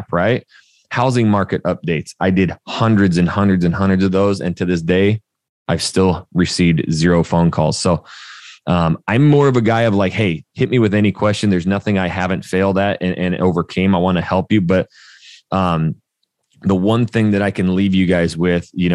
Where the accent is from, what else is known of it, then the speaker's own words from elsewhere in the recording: North Idaho, United States; moved away as an adult; also born or lived in Portland, Oregon / Arizona / Texas; I'm a redneck from North Idaho